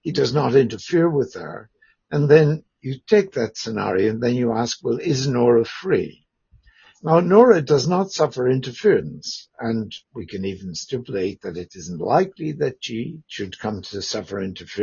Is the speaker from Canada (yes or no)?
no; Ireland; moved away as an adult; also born or lived in Belfast / Dublin / Cambridge / Canberra; I'm Irish by background